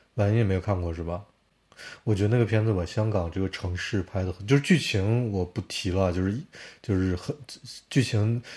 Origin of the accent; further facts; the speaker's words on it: Harbin, Heilongjiang, China; 我家乡哈尔滨